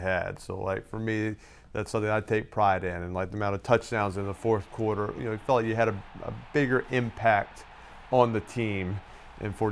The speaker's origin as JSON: {"language": "English", "town": "New Orleans", "region": "Louisiana", "country": "United States", "tie": "born or raised there", "moved": "yes", "said": "I've seen lots of parades growing up in New Orleans and Mardi Gras"}